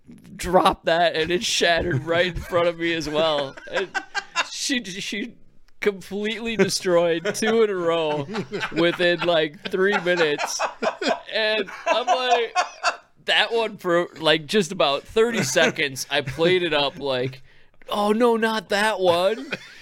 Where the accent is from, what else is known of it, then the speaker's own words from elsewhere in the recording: Upper Midwest, United States; Growing up in the upper Midwest